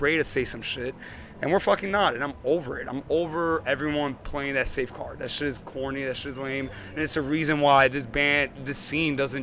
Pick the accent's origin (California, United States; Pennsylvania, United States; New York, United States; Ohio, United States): New York, United States; New York City; I grew up in Queens. I grew up with hip hop.